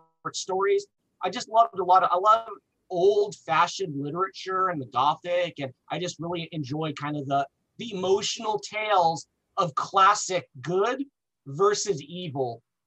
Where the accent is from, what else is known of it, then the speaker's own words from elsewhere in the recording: Los Angeles, California, United States; I was born in Los Angeles